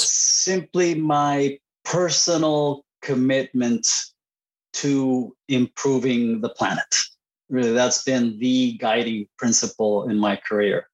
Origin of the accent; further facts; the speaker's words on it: Puerto Rico; first language Spanish; English is a second language; moved away as an adult; also born or lived in Costa Rica / Boston, United States; I was born in, in Puerto Rico, and uh, spent my childhood uh, between Puerto Rico and Costa Rica. So my, my native language is Spanish